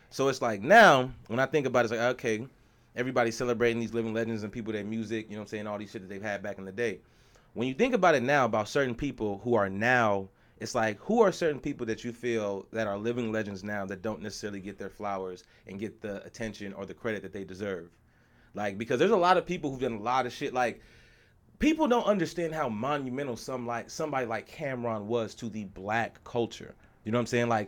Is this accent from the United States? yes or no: yes; the South, United States; bro, I'm from the South, bro.